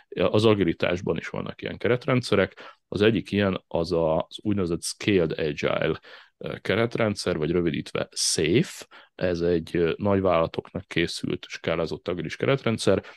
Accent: Szigetszentmiklós, Pest, Hungary; also born or lived in Budapest / Ráckeve; a Ráckeve sziget Miklós tengelyen nőttem fel, a Csepel-szigeten

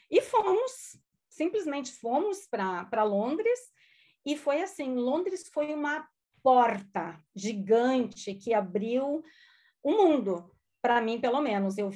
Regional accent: Lajeado, Rio Grande do Sul, Brazil; first language German; Portuguese is a second language; moved away as an adult; also born or lived in Porto Alegre, Brazil; now in Spain; eu sou gaúcha, de uma cidadezinha pequena do Brasil chamada Lajeado. Sou descendente de alemães e a minha primeira língua, gente, não foi português. A minha primeira língua foi o alemão.

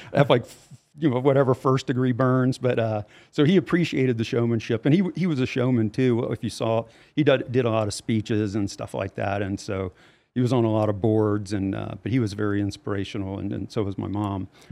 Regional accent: Louisiana, United States; moved away; I'm from Louisiana originally

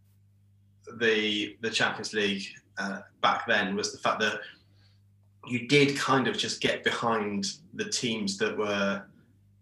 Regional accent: Peterborough, East of England, United Kingdom; where I grew up, which is Peterborough

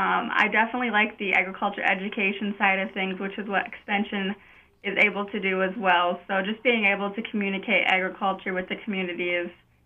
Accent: Howard Lake, Minnesota, United States; also born or lived in Iowa; I'm originally from Howard Lake, Minnesota, and I graduated from the Howard Lake Waverly Winsted High School in 2018.

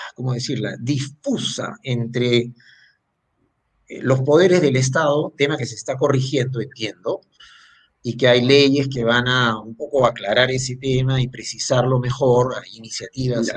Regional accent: Peru; somos los peruanos

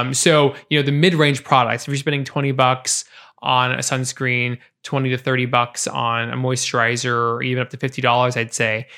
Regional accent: Portland, Oregon, United States; I grew up in Portland, born and raised

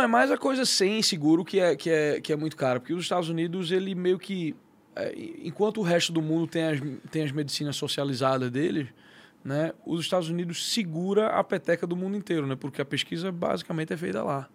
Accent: Recife, Pernambuco, Brazil; moved away as an adult; also born or lived in São Paulo, Brazil; now in United States; eu sou de Recife, eu sou natural de Recife, nasci, cria, nascido e criado

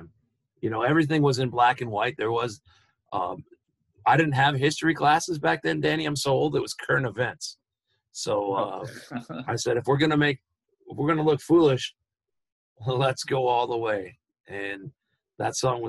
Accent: Wisconsin, United States; here in Wisconsin, in my hometown

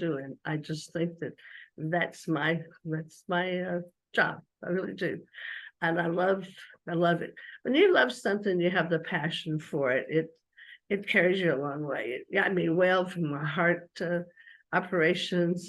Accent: Georgia, United States; I was from Georgia

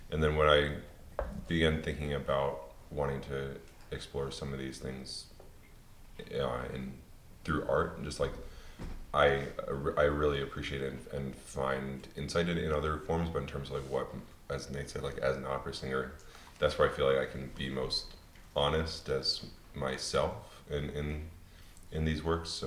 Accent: Pennsylvania, United States; I grew up in Pennsylvania.

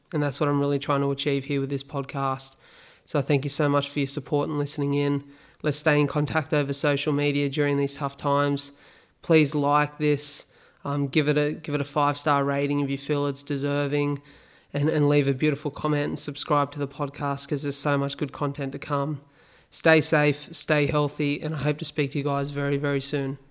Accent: Wollongong, New South Wales, Australia; here in my hometown of Wollongong

